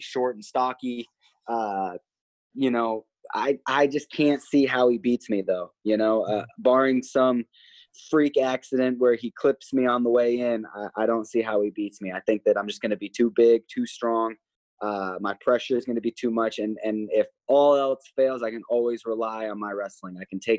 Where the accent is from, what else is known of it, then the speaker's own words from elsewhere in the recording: Missouri, United States; also born or lived in Nebraska; I'm from Missouri, and before that I was from Nebraska, and both those places are known for being pretty humid.